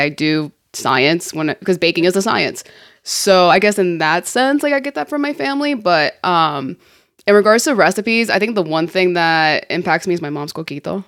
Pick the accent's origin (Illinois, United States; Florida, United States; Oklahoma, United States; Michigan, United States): Florida, United States; Miami; also born or lived in San Juan, Puerto Rico; growing up in Miami in the nineties